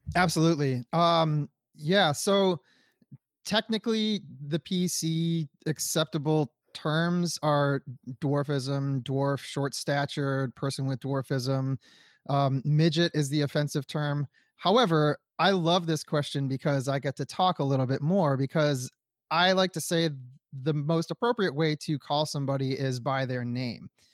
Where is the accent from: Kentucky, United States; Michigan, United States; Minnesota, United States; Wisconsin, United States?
Michigan, United States; Detroit; my family, we're from Detroit, Michigan